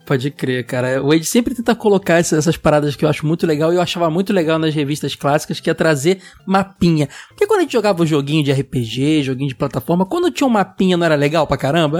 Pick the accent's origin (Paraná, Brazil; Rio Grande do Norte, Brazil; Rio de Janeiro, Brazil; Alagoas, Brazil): Rio de Janeiro, Brazil; also born or lived in Praça Seca, Rio de Janeiro; sou de Bangu